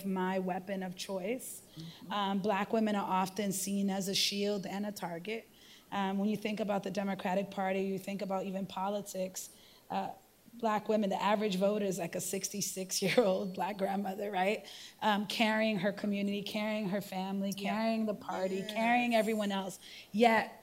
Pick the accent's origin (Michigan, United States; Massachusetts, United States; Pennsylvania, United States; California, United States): Massachusetts, United States; Boston; I was born in 1980 on Dudley Street in the Dudley Triangle